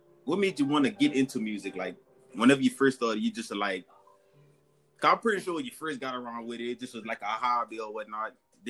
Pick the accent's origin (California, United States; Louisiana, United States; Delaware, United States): Louisiana, United States; I'm from Louisiana too